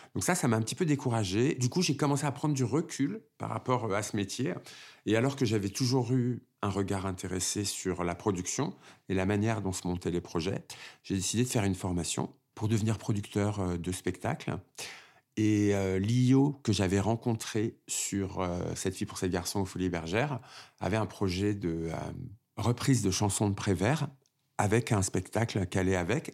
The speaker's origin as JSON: {"language": "French", "town": "Créteil", "region": "Île-de-France", "country": "France", "tie": "born or raised there", "said": "Je suis né à Créteil, en banlieue parisienne, d'une famille euh, algérienne"}